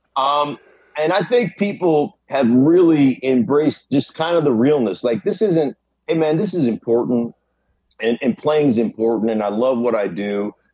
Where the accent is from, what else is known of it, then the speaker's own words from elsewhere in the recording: Alaska, United States; now in Denver, United States; since I was a boy growing up in Alaska rooting for the Steelers